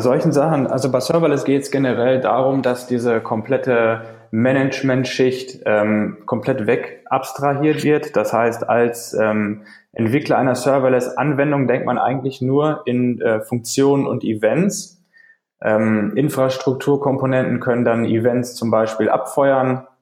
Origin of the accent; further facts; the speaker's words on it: Paderborn, North Rhine-Westphalia, Germany; ich komme aus Deutschland, aus Paderborn, um genau zu sein